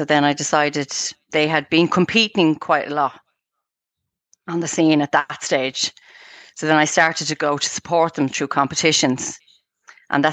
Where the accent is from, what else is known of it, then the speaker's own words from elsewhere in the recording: Dublin, Leinster, Ireland; moved away as an adult; now in Clonee, Ireland; I'm originally from a place called Cabra in Dublin